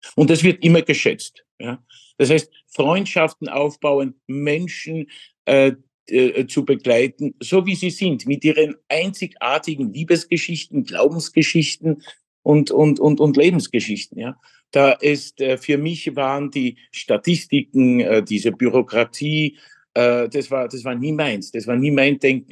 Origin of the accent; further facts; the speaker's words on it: Legnica area, Lower Silesian Voivodeship, Poland; German is a second language; moved away as an adult; now in Vienna, Austria; Eigentlich ähm, meine Heimat, wo ich geboren bin, ist Niederschlesien, mhm. die Lignitz-Gegend